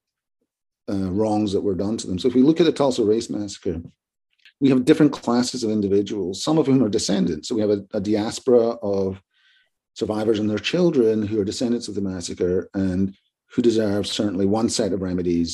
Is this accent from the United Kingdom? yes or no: yes; Glasgow, Scotland, United Kingdom; also born or lived in Edinburgh; now in United States; the University of Glasgow, which is my hometown, not my home university. I'm an Edinburgh person.